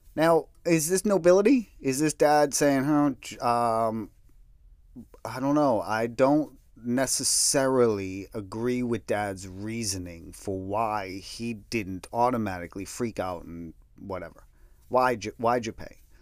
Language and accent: English; New England, United States; my hometown, but it was tough